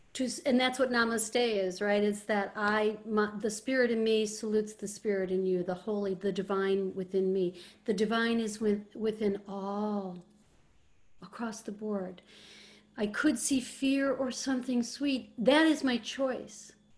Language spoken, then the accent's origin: English; Ireland; you know, you know, I'm Irish.